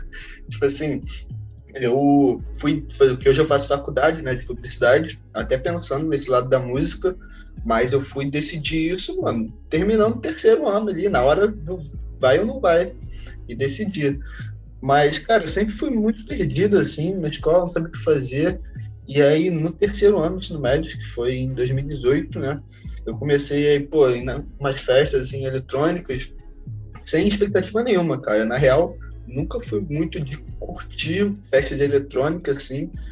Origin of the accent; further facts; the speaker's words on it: Brazil; a gente é brasileiro